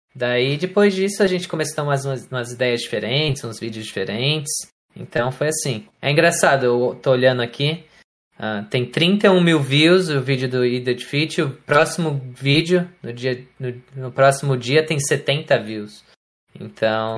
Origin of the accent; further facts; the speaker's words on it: Florianópolis, Santa Catarina, Brazil; moved away as an adult; also born or lived in São Paulo, Brazil; now in United States; daí eu mudei de São Paulo para Florianópolis quando eu tinha mais ou menos 8 anos.